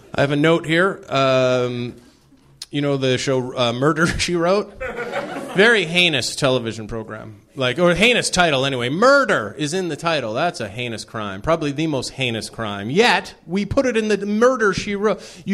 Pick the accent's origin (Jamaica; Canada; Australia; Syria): Canada; moved away as an adult; also born or lived in Toronto, Canada; now in Los Angeles, United States; I'm from Canada originally